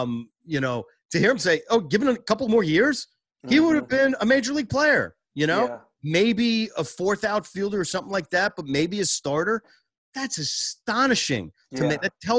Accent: Boston, Massachusetts, United States; moved away as an adult; now in Washington, D.C., United States; I'm a Boston guy.

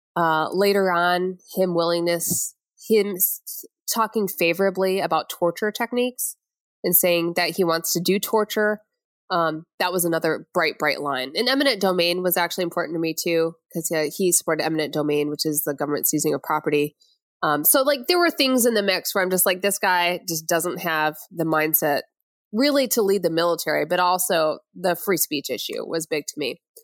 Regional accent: Flint, Michigan, United States; moved away; I'm from Flint, Michigan, outside of there

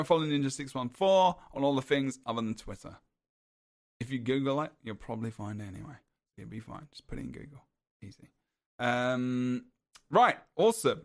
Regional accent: England, United Kingdom; I'm English

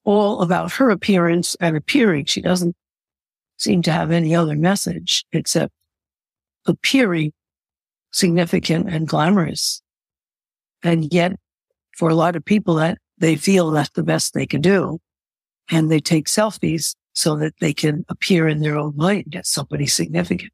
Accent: United States; being an American

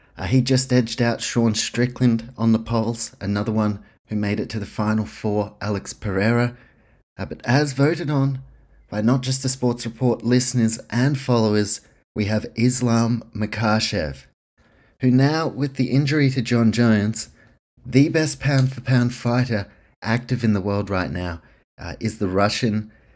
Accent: New Zealand; now in Australia; If you can't tell by my accent, this podcast, based in Australia, my home, New Zealand, that's where I'm from.

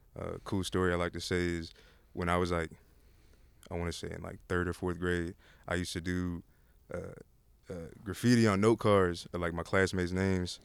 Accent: Austin, Texas, United States; I'm born and raised in Austin.

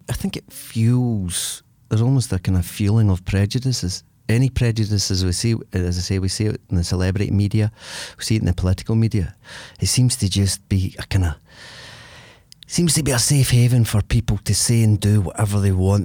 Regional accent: Larkhall, Scotland, United Kingdom; I come from Lark Hall, so I come from a place, an area where there's a pub there

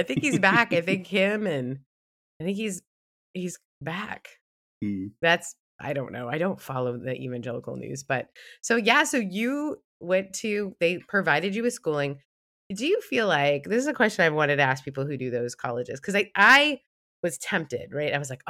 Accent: Mississippi, United States; We didn't do that where I grew up in Mississippi.

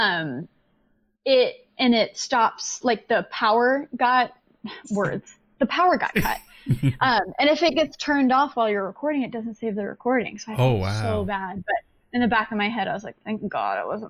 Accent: Texas, United States; now in New York City, United States; I'm from Texas too

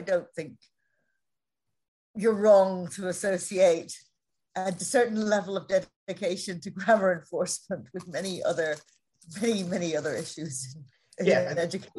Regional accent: Ireland; so I'm Irish, and this accent is more my professional accent so that people can understand me.

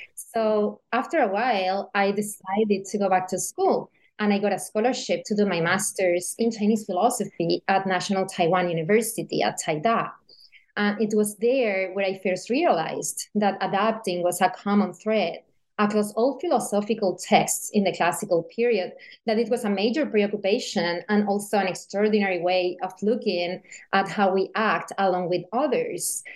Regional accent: Seville, Andalusia, Spain; born or raised there; moved away as an adult; also born or lived in Beijing, China

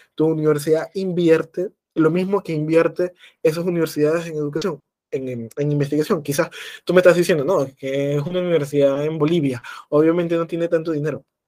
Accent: Venezuela; como venezolanos en este caso, pero también como latinoamericanos

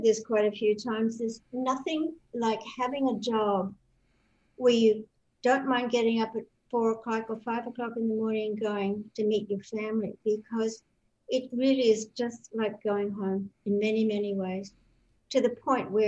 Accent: west of Sydney and the Blue Mountains, New South Wales, Australia; accent: Australian; moved away; I was born in Australia, in New South Wales, and I literally grew up in the bush

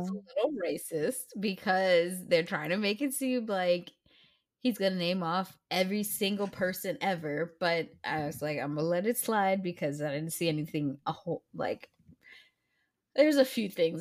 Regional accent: United States; I'm an American

